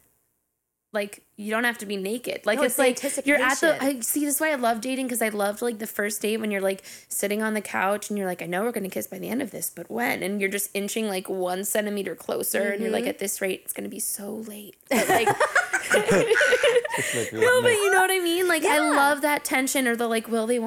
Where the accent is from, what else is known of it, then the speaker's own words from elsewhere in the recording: North Carolina, United States; moved away; also born or lived in Harlem, New York; I'm from North Carolina, and even then, I'm like very white